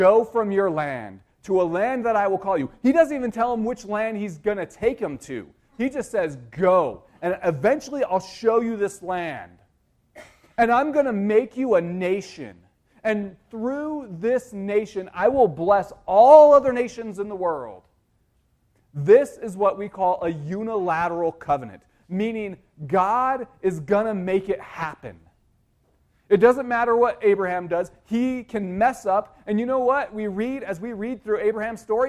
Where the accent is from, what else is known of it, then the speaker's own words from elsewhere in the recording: United States; As American citizens, as U.S. citizens